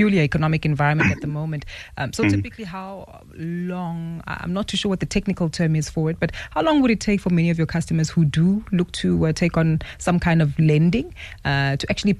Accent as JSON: {"language": "English", "country": "South Africa", "said": "as South African consumers"}